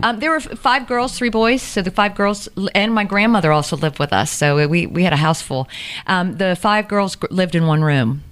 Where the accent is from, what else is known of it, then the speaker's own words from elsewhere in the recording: Savannah, Georgia, United States; also born or lived in Statesboro / Cherokee County; I grew up in Windsor